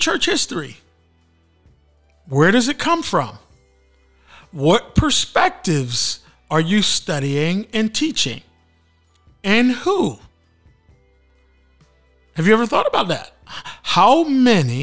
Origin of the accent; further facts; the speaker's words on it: Philadelphia, Pennsylvania, United States; moved away; I grew up in Philly at the home of the AME Church and Richard Allen's story.